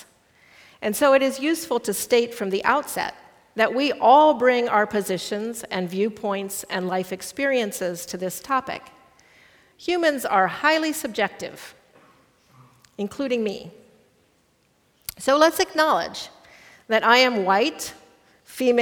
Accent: Midwest, United States; first language English; I am culturally a Midwesterner and a small town kind of person

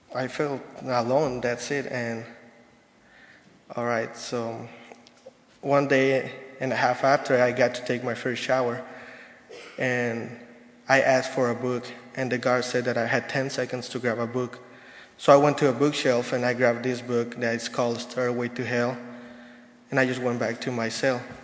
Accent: Mexico City, Mexico; moved away; I'm from Mexico City, Mexico

